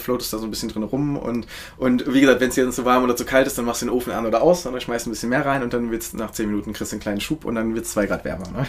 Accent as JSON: {"language": "German", "area": "Hannover", "region": "Lower Saxony", "country": "Germany", "moved": "yes", "lives_now": "Berlin, Germany", "said": "Ich komme aus, äh, aus Hannover, äh, ah, beziehungsweise Bad ja. und, und äh, genau, da wohnen meine Eltern auch."}